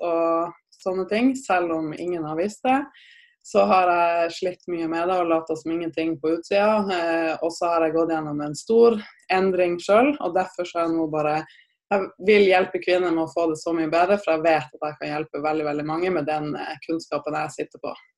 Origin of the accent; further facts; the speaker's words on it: Tromsø, Troms, Norway; jeg er opprinnelig fra Tromsø, så jeg er en gærning, gæren nordlending